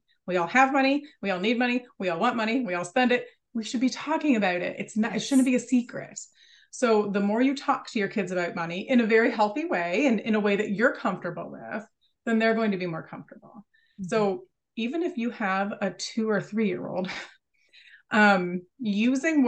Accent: United States; I'm from America

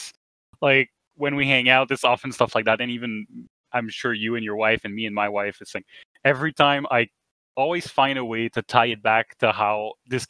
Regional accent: Canada; We're Canadian

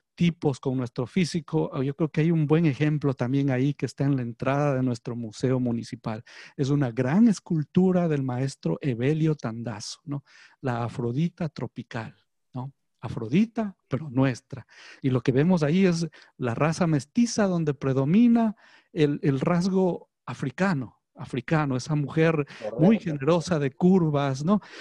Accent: Ambato, Tungurahua, Ecuador; moved away as an adult; now in Guayaquil, Ecuador; yo nací aquí en Guayaquil. Mi mamá es guayaquileña, mi padre es ambateño, Pero fui a la escuela y al colegio en la ciudad de Ambato

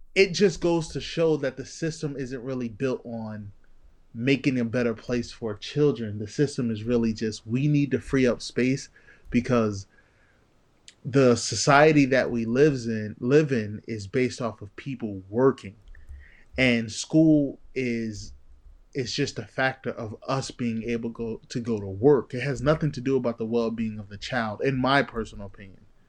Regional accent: New Jersey, United States; I'm from Jersey

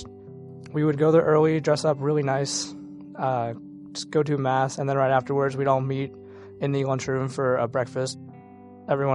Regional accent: St. Louis, Missouri, United States; I am 18 years old, and I'm from St. Louis, Missouri

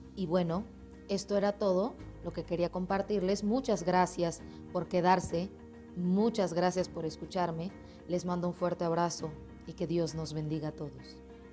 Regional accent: Colombia; moved away as an adult; now in Mexico; Soy colombiana radicada ahora mismo en México por sueños, por un cambio en mi vida

